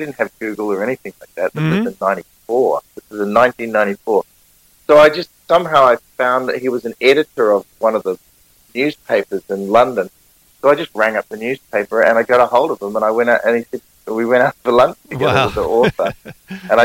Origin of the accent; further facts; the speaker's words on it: Auckland, New Zealand; accent: Kiwi; I'm a musician from Auckland, New Zealand